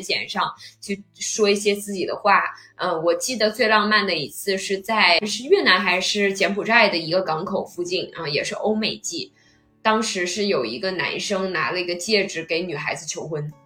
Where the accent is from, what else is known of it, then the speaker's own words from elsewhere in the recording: China; 我们中国人就是比较谨慎嘛